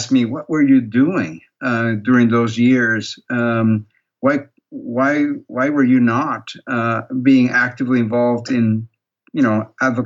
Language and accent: English; Peru; moved away as an adult; also born or lived in Canada; now in United States; I'm originally from Peru. That's where I was born. That's where I grew up